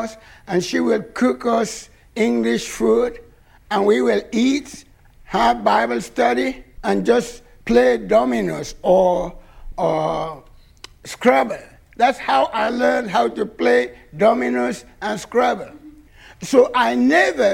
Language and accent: English; Nigeria; moved away; when we were growing up in Nigeria